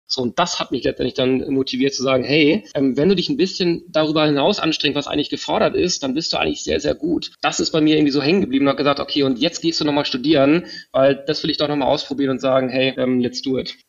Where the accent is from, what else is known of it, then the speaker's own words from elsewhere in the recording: Kiel, Schleswig-Holstein, Germany; ich bin groß geworden in Kiel, habe dort ein Abitur gemacht